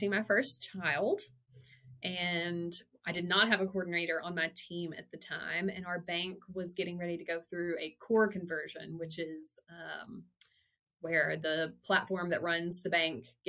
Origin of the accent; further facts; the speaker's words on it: Weiner, Arkansas, United States; now in Fayetteville, United States; born and bred in Wiener, Arkansas